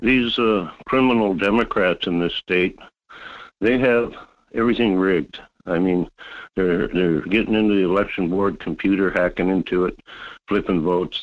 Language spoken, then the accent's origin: English; Fairbanks, Alaska, United States; now in North Pole, United States; I grew up in Fairbanks